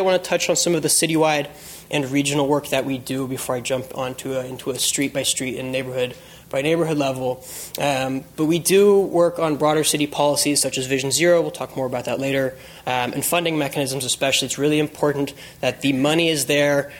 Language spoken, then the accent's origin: English; San Francisco, California, United States; moved away as an adult; also born or lived in Los Angeles; being born and raised in San Francisco